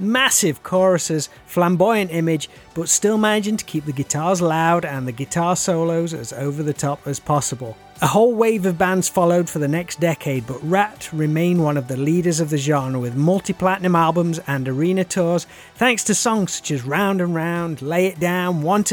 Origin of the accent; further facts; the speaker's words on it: England, United Kingdom; accent: common English; also born or lived in Nottingham; Mine just sounds like some horrible common English accent